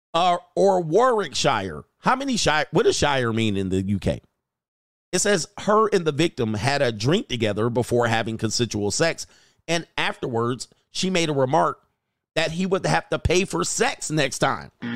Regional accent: California, United States; I'm from California

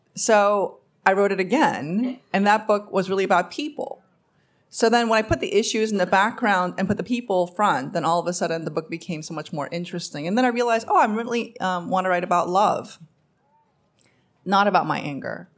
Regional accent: New York, United States; English is a second language; also born or lived in Korea; I grew up in Queens, New York

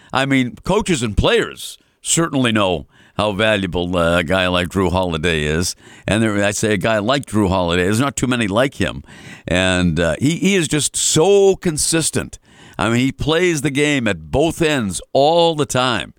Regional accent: Melrose, Massachusetts, United States; my hometown of Melrose

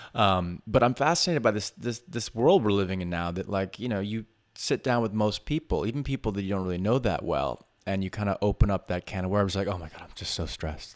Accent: New York City, New York, United States; as a New Yorker

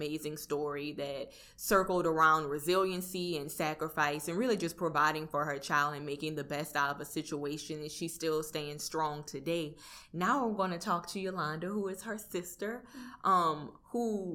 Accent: Napoleonville, Louisiana, United States; I'm from Napoleonville. That's a little small town in between New Orleans and Baton Rouge

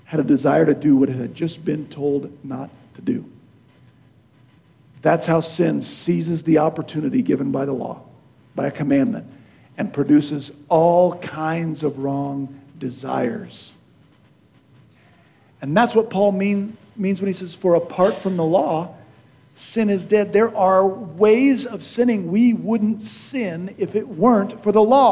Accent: Beloit, Kansas, United States; in my hometown of Beloit, Kansas

